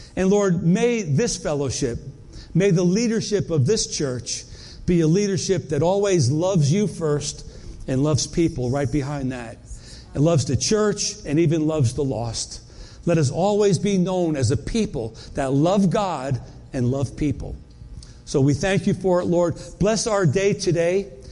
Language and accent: English; New York, United States; moved away; also born or lived in North Carolina; we moved from North Carolina back to New York where, where we grew up.